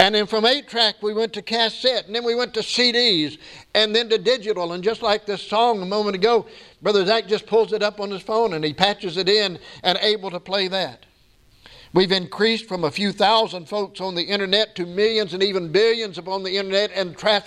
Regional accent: United States; I'm an American

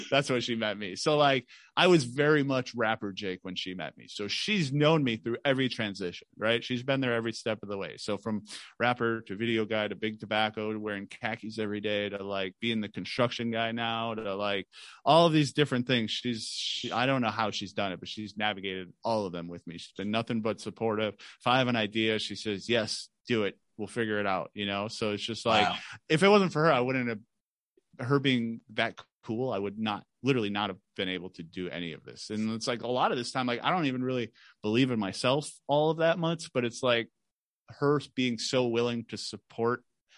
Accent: Michigan, United States; moved away as an adult; now in Phoenix, United States; we're from Michigan

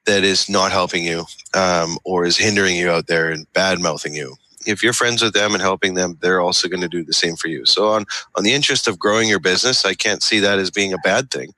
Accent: Canada; I'm Canadian

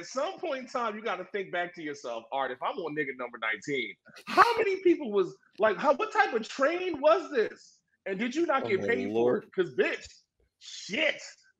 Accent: Philadelphia, Pennsylvania, United States; I'm from West, cuz. West Philly, baby. Home of the Braves.

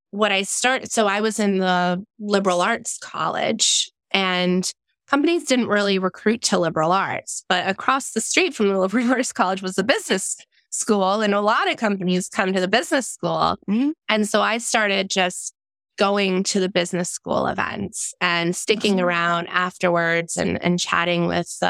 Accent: Michigan, United States; moved away as an adult; also born or lived in California; I grew up in Michigan

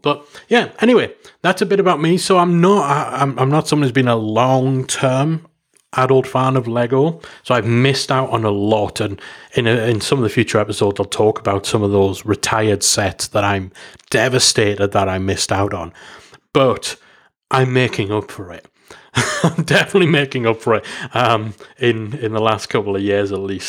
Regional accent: United Kingdom; Being a Brit

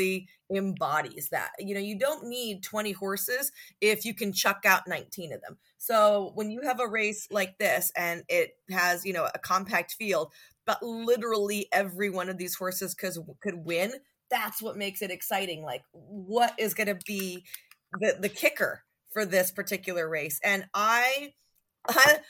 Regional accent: United States; as an American

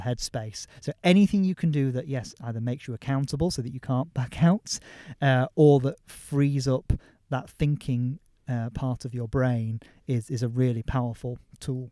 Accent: Yorkshire and the Humber, United Kingdom; I'm a Yorkshireman

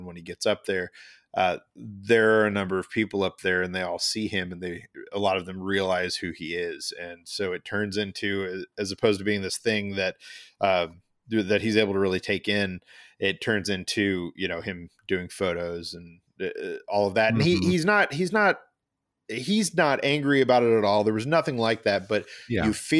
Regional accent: Illinois, United States; I was a kid growing up in Illinois in the 90s when this was happening.

